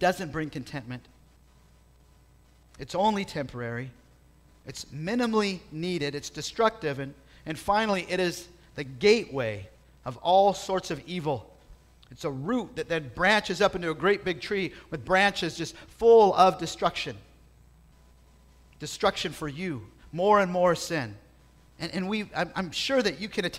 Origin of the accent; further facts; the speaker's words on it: South Bay, California, United States; growing up in the South Bay where I was